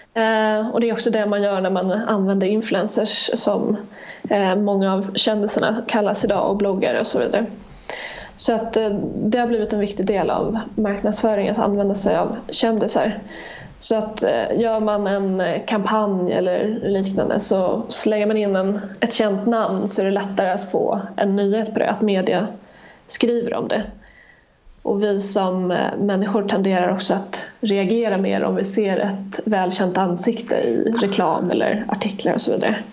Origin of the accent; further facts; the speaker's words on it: Gotland, Sweden; jag kommer från Gotland